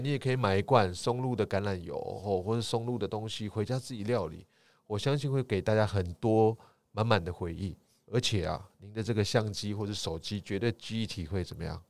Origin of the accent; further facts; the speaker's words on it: Taiwan; 就像我们台湾，哦，我们一定会讲中文嘛，对。台语嘛，还有台湾国语嘛